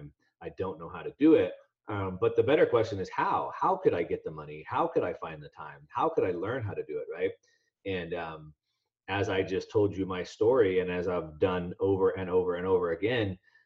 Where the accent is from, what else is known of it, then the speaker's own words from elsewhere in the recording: Southern California, United States; I grew up in Southern California, so I'm an action sports guy